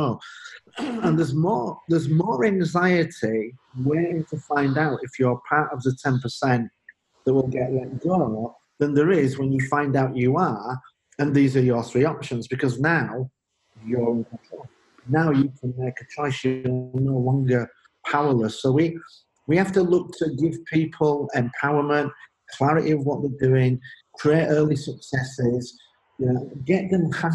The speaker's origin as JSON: {"language": "English", "town": "Leeds", "region": "Yorkshire and the Humber", "country": "United Kingdom", "also_born_or_lived": "Belgium", "moved": "as an adult", "said": "I'm from Leeds in the north of England, Leeds United"}